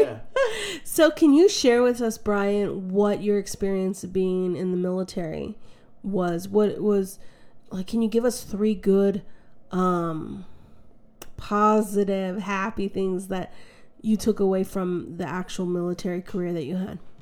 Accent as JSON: {"language": "English", "country": "United States", "said": "as an American"}